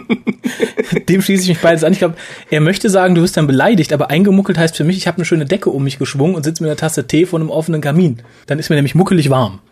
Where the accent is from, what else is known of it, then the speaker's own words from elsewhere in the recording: Germany; Sind wir Deutsche